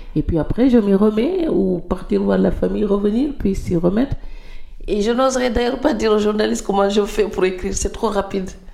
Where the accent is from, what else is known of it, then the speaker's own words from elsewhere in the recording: Senegal; moved away; en tant que Sénégalais